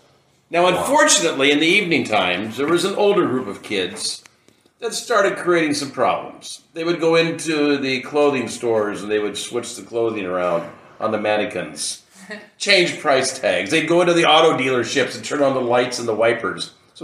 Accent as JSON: {"language": "English", "town": "Astoria", "region": "Oregon", "country": "United States", "tie": "born or raised there", "said": "I was born and raised here in Astoria. And the underground was my playground."}